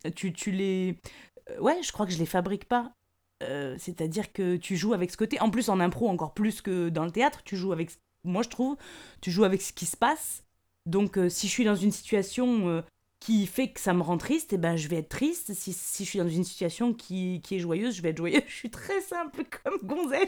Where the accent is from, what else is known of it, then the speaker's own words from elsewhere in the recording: the South, south of France, France; moved away; je viens du Sud